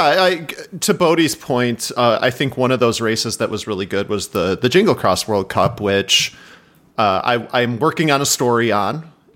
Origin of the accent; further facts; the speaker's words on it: Chicago, Illinois, United States; We're from Chicago. Two brothers, you know, from the suburbs